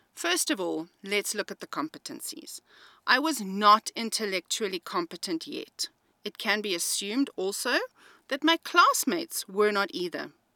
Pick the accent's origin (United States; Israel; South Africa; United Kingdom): South Africa; I am an English-speaking South African